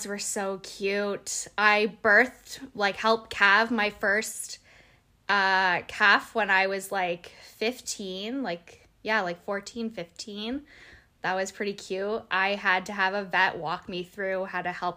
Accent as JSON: {"language": "English", "town": "Mildmay", "region": "Ontario", "country": "Canada", "tie": "born or raised there", "said": "I was raised in Malmö. Well, it's pronounced Mild May, but I'm from there"}